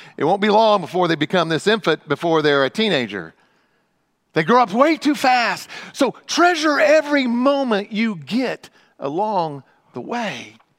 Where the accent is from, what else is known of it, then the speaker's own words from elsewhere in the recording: Midwest, United States; moved away; also born or lived in Frankfort, Indiana; I grew up in the Midwest